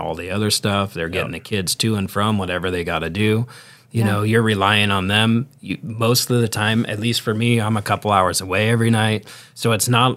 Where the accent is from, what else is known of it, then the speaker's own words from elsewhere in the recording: Sacramento, California, United States; I grew up in Sacramento